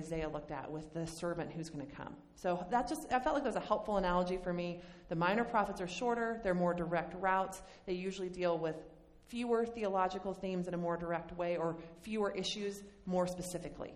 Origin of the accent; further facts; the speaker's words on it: Bozeman, Montana, United States; I grew up in Bozeman, Montana